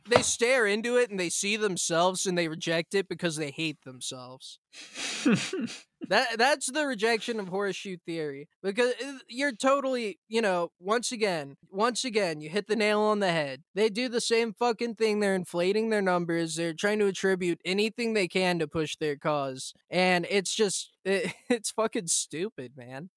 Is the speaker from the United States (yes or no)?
yes; United States; moved away; as an American